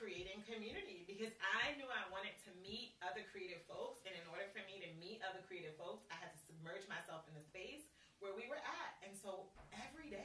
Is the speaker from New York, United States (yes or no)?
yes; New York City, New York, United States; moved away as an adult; also born or lived in Fort Greene, Brooklyn / Washington, D.C.; now in Nashville, United States; I grew up in Queens, in New York, which is the suburbs of New York